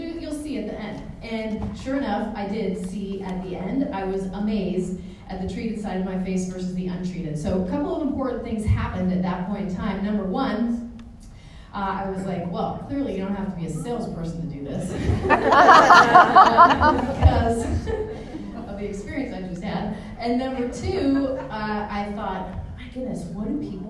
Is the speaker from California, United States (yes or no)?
yes; San Francisco Bay Area, Northern California, United States; I'm from Northern California in the San Francisco Bay Area